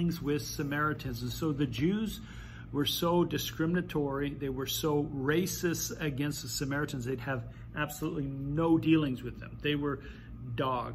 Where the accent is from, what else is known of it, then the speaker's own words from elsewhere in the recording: Mississauga, Ontario, Canada; I grew up in Mississauga